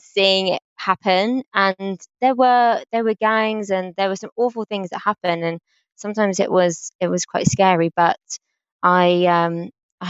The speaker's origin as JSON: {"language": "English", "region": "London", "country": "United Kingdom", "tie": "born or raised there", "said": "I grew up in South London on a council estate called Somerset Estate, which is in Battersea"}